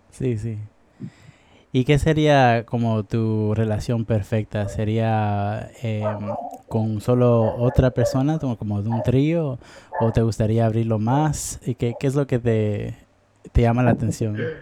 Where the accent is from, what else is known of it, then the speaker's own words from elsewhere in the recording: Guatemala; now in United States; Yo soy de Guatemala, pero normalmente he vivido en los Estados Unidos